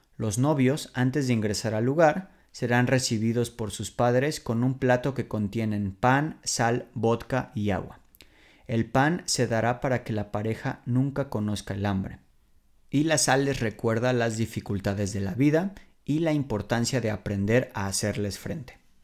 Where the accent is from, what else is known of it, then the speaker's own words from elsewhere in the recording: Mexico City, Mexico; moved away as an adult; now in Warsaw, Poland; yo vengo de la Ciudad de México, me mudé a Varsovia hace seis años por mi novia polaca